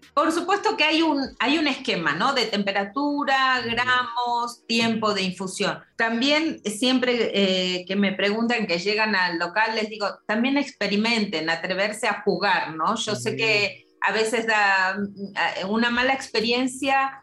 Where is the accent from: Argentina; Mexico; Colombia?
Argentina; moved away; vengo de Argentina, de un lugar donde se toma muchísimo té